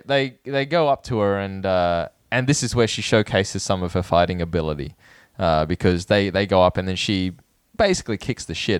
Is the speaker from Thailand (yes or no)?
yes; Thailand; born there; I was born in Thailand, but I don't know. I never experienced that myself.